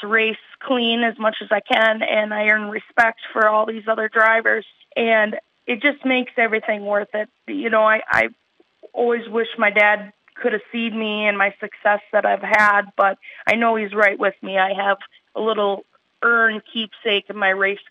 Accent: Chatfield, Minnesota, United States; also born or lived in Austin, Minnesota; I grew up in Chatfield all my life

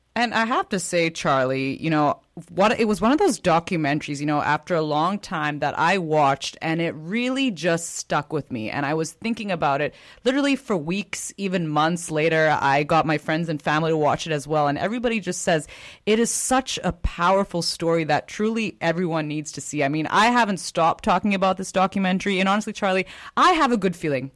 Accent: Canada; as a Canadian

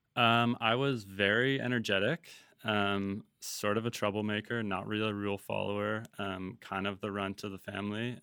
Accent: Vancouver, British Columbia, Canada; also born or lived in Toronto / Los Angeles / Costa Mesa / Tofino; we left Toronto when I was about seven years old, um, went to L A, and then I truly grew up in Vancouver

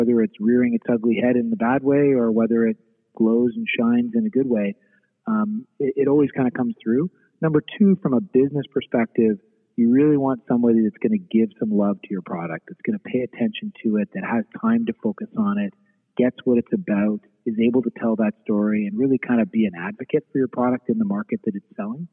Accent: Eastern Canada, Canada; moved away as an adult; now in Western Canada; I grew up in Eastern Canada

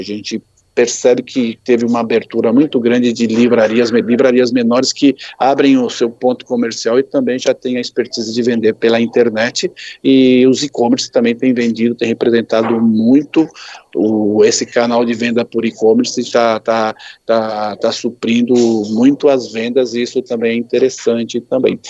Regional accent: Brazil

